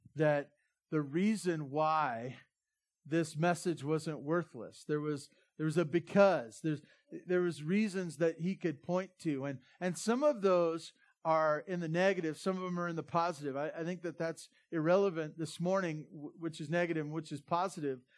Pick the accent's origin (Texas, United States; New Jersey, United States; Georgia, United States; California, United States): California, United States; Santa Barbara; now in Bear Valley Springs, United States; I grew up in Santa Barbara